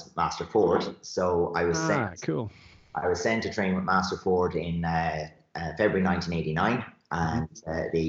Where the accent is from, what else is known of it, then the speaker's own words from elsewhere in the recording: Shannon, Munster, Ireland; also born or lived in West Clare; I moved up from West Clare into Shannon, and Shannon still isn't a big town, but it was big compared to West Clare